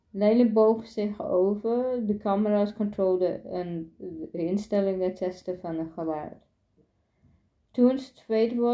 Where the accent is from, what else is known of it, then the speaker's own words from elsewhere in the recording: Driebergen-Rijsenburg, Utrecht, Netherlands; Mijn ouders komen vanuit Marrakesh. de licht in Marokko en verhuisde ze naar Nederland. Ik ben geboren in Driebergen, Rijzenburg en zat in de klas met veel witte kinderen.